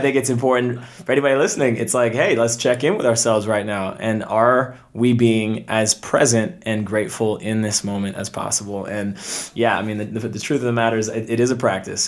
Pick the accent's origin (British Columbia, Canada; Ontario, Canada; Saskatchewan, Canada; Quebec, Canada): Ontario, Canada; Toronto; moved away as an adult; from Canada originally, I was born in Toronto